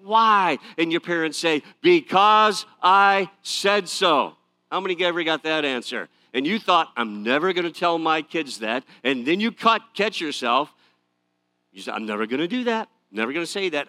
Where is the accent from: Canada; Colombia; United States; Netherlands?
United States; Detroit, Michigan; I grew up in the Detroit area.